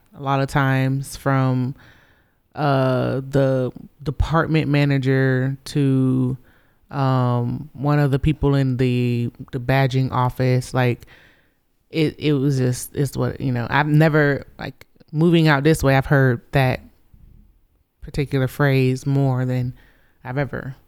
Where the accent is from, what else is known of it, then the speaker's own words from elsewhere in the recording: Gainesville, Florida, United States; moved away as an adult; now in Colorado, United States; I grew up in Florida, you know, in Gainesville, Florida